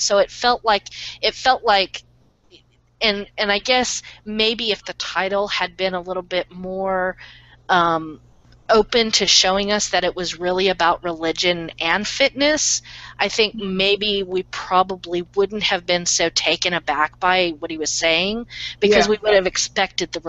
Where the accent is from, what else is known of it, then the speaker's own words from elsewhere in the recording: United States; as an American reader